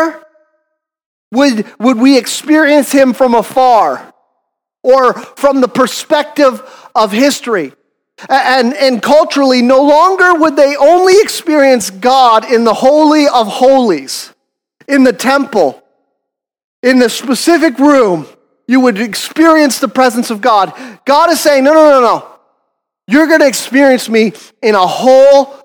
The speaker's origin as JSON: {"language": "English", "country": "Canada", "said": "we're Canadian."}